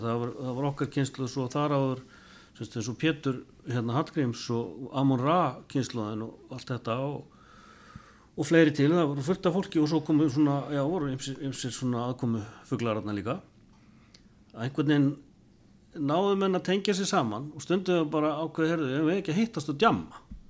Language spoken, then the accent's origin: Icelandic; Eastern Region, Iceland; við náttúrulega byggum austur á landi